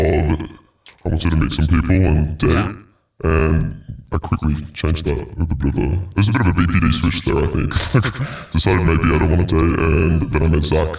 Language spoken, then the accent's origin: English; Australia; I'm from Australia.